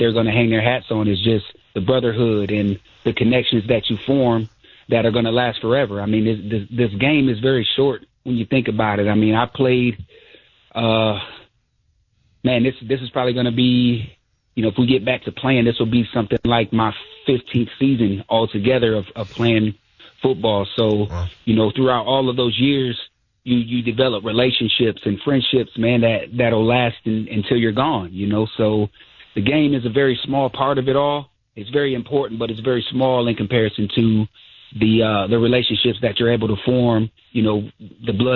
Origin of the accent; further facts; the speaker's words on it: Fostoria, Ohio, United States; I'm from Fostoria, Ohio.